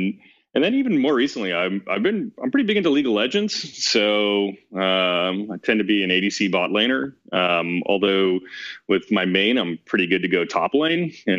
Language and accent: English; Texas, United States; moved away as an adult; also born or lived in Boston, Massachusetts / Latin America / India; my family is all from India. I was born in Boston, raised in Texas. Did my undergrad at University of Texas, and post that, I lived in Latin America for several years.